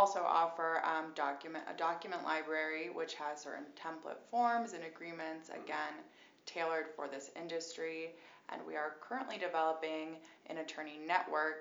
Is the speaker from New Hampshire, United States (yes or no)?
yes; New Hampshire, United States; moved away; also born or lived in Boston; I'm originally from New Hampshire and spent a lot of time in Boston, so I would say I'm a Bostonian.